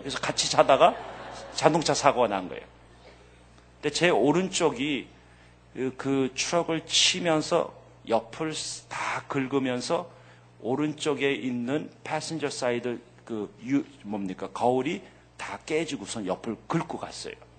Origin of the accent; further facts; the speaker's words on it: United States; 미국에서 자라면서